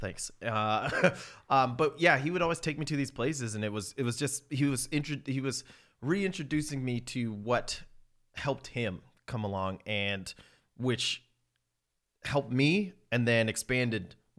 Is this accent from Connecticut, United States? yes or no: yes; Greenwich, Connecticut, United States; when I was growing up in Greenwich and I would go down to New York and stuff like